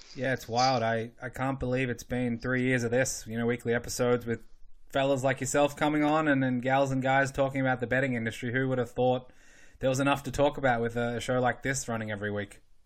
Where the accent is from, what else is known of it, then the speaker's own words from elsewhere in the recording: Australia; moved away; growing up in Australia